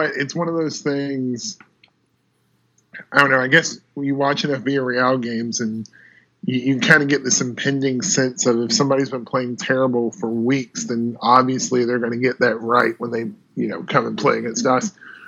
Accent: United States; I'm a little biased as an American

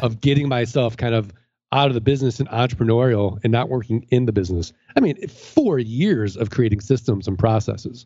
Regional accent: St. Louis, Missouri, United States

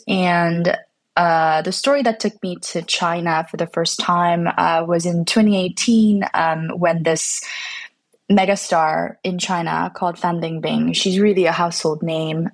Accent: Canada; I'm not American, I'm, I'm from Canada and my family's from Korea

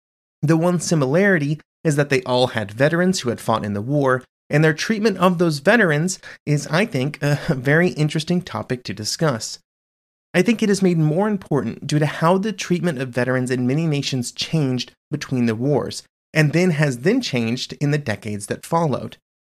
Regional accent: United States; As an American who was born in 1988

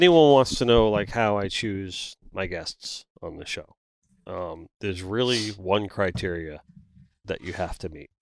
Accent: South Florida, United States; I'm from South Florida

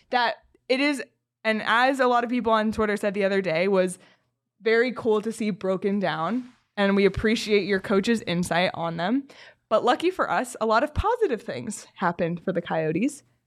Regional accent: Toronto, Ontario, Canada; moved away; my hometown Toronto

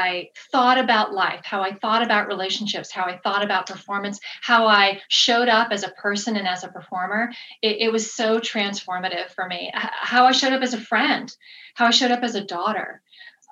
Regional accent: Kansas, United States; moved away as an adult; So born and raised in Kansas.

